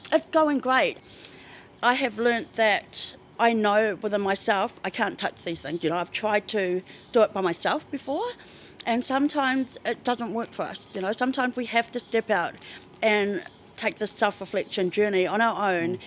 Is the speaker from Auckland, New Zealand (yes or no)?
no; Tauranga, Bay of Plenty, New Zealand; moved away as an adult; now in Christchurch, New Zealand; I'm from Tauranga